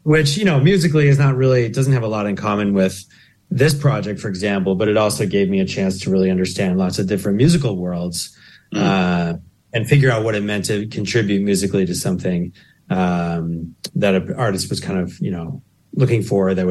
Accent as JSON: {"language": "English", "town": "Chicago", "region": "Illinois", "country": "United States", "tie": "born or raised there", "also_born_or_lived": "Indiana / Los Angeles / Skopje, North Macedonia", "moved": "as an adult", "lives_now": "New Zealand", "said": "how I was raised in the Midwest of the United States"}